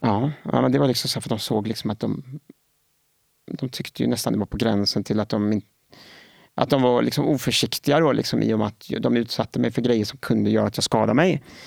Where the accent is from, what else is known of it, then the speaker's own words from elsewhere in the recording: Gothenburg, Västra Götaland, Sweden; Jag är född och uppvuxen i Göteborg